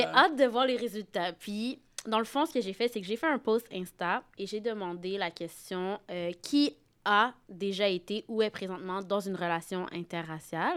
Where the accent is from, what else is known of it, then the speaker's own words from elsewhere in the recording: Saint-Basile-le-Grand, Quebec, Canada; je suis de Saint-Basile-le-Grand